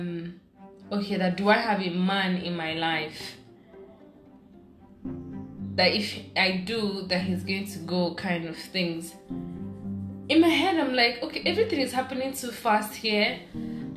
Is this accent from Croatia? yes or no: no; Abia, Nigeria; I'm from Abia State.